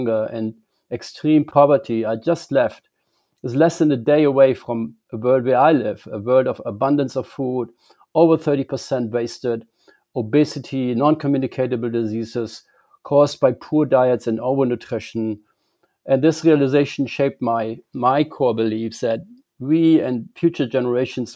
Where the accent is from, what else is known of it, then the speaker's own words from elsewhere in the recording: Germany; moved away as an adult; I grew up in Germany